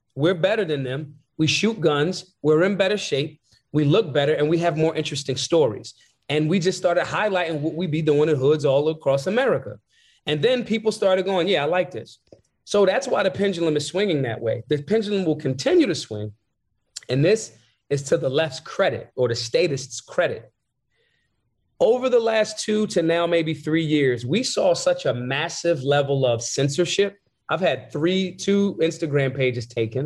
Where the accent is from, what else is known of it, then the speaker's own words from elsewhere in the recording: Philadelphia, Pennsylvania, United States; I'm from Philly.